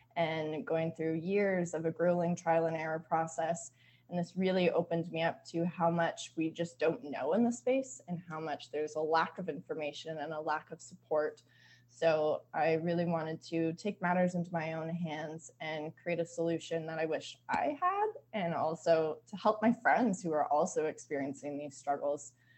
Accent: southwestern Ontario, Canada; moved away as an adult; also born or lived in Vancouver, British Columbia; I grew up in Canada, specifically in a rural town in southwestern Ontario

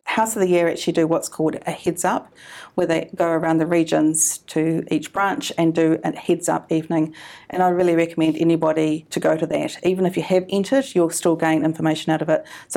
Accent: Canterbury, New Zealand; I'm from Canterbury

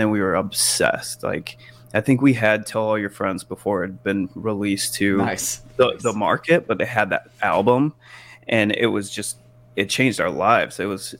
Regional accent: Montana, United States; moved away; this was when I lived in Montana, and they were coming through my home state

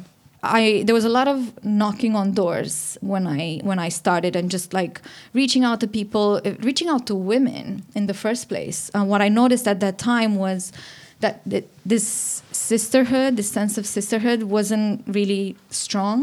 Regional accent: Romania; moved away; I'm from Romania and I'm the founder of She Said So.

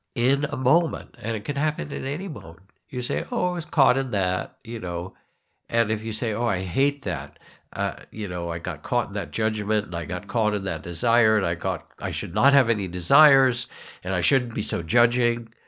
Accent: United States; we're American.

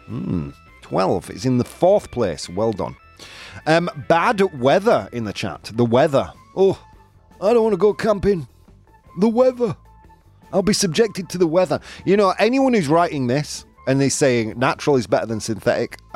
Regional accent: Yorkshire and the Humber, United Kingdom; accent: Yorkshire; Bugs, as I would say it in my Yorkshire accent.

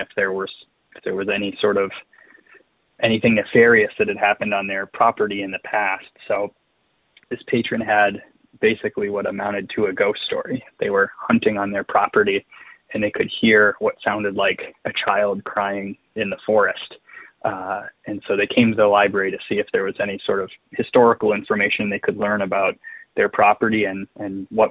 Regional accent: Lake Linden, Michigan, United States; I grew up in Lake Linden, Michigan

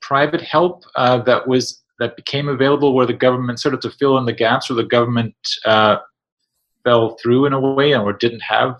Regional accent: Winnipeg, Manitoba, Canada; I'm from Winnipeg

